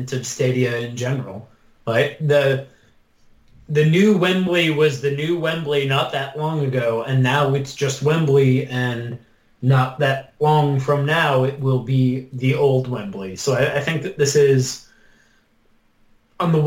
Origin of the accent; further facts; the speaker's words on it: Wisconsin, United States; I am admittedly from Wisconsin and they are my hometown team